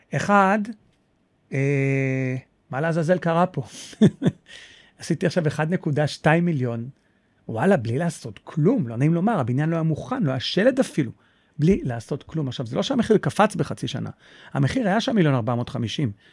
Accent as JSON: {"language": "Hebrew", "town": "Holon", "region": "Tel Aviv District", "country": "Israel", "moved": "yes", "lives_now": "Petah Tikva, Israel", "said": "אני במקור מחולון."}